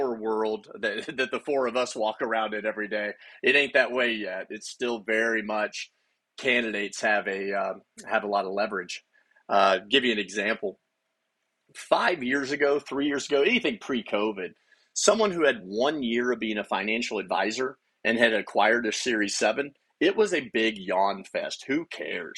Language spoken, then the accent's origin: English; United States; moved away; also born or lived in Stillwater, Oklahoma / Abilene, Texas / Phoenix, Arizona; I grew up in small towns. I grew up in Stillwater, Oklahoma, and Abilene, Texas